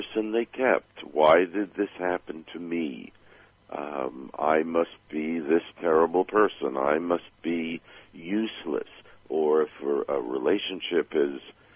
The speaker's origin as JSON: {"language": "English", "town": "New York City", "region": "New York", "country": "United States", "tie": "born or raised there", "said": "I grew up back in Brooklyn, New York, when we still had the Dodgers"}